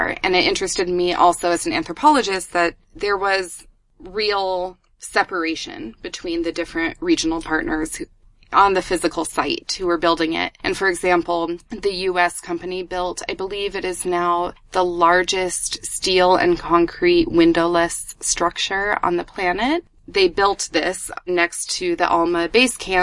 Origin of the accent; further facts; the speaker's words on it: New Mexico, United States; I'm actually from New Mexico in the U.S., which is in the Southwest, and it's a high desert environment.